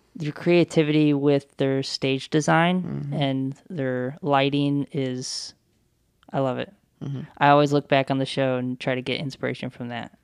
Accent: the South, United States; now in Toledo, United States; I'm from the South.

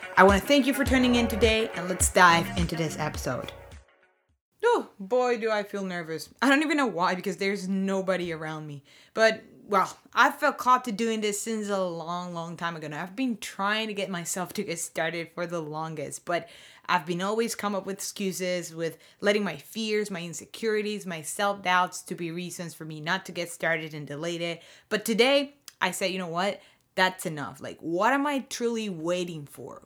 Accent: Venezuela; moved away as an adult; now in Windsor, Canada; I'm a proud Venezuelan, born and raised

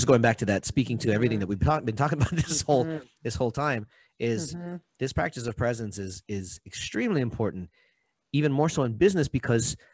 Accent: Hawaii, United States; I'm from Hawaii

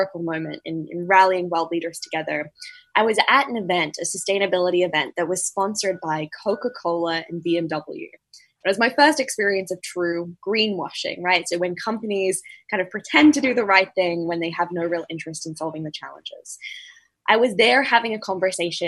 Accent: tropical North Queensland, Australia; I grew up in Australia's tropical North Queensland.

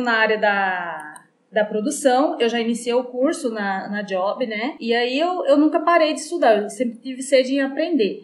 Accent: Ipirá, Bahia, Brazil; now in Iracemápolis, Brazil; eu sou nascida em Pirá, no estado da Bahia, uhum. mas moro aqui em Iracemápolis desde 2001.

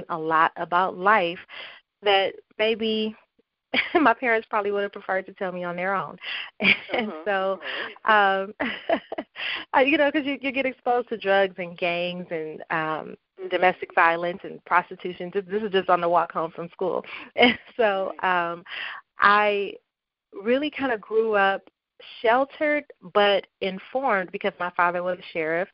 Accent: Compton, California, United States; I grew up in Compton, California. That is my hometown.

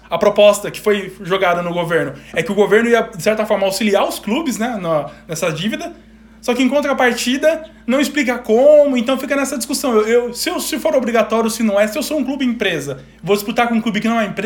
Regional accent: São Paulo, Brazil; Eu sou do interior de São Paulo. Eu fui uma única vez no estádio do Corinthians.

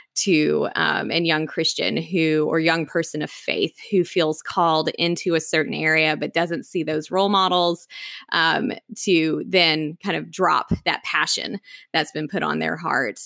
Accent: Knoxville, Tennessee, United States; moved away as an adult; also born or lived in Atlanta, Georgia; now in Washington, D.C., United States; growing up in East Tennessee and the foothills of the Smoky Mountains

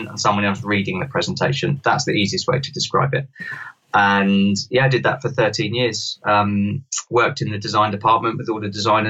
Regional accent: London, United Kingdom; I grew up in London

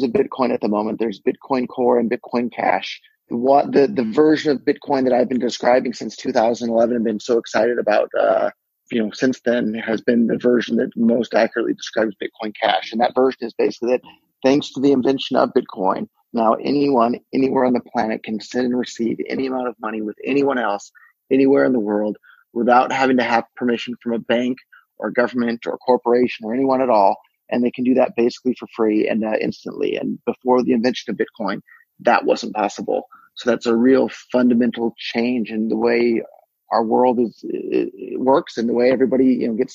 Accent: Silicon Valley, California, United States; I was born and raised in Silicon Valley

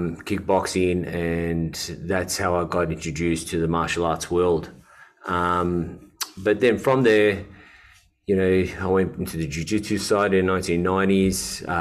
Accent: Melbourne, Victoria, Australia; moved away; also born or lived in Dubai; Australian from Melbourne. I grew up in Melbourne my whole life. I'm one of five. My parents got a Lebanese background. They migrated to Australia.

